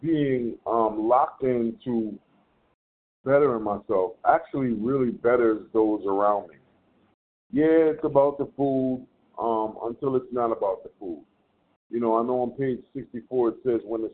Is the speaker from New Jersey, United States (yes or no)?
no; New York, United States; I am from New York